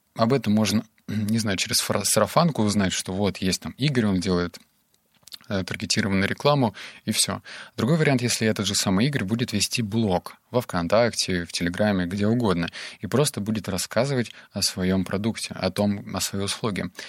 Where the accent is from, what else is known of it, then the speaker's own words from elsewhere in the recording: Novosibirsk, Novosibirsk Oblast, Russia; сам я из Новосибирска